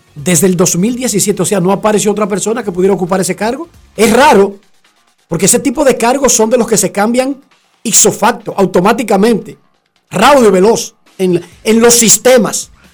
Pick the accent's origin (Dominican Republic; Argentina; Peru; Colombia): Dominican Republic